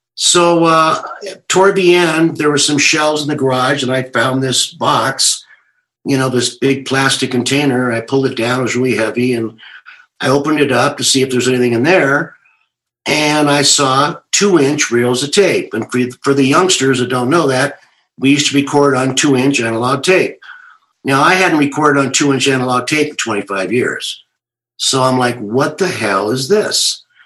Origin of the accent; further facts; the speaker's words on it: California, United States; I'm from California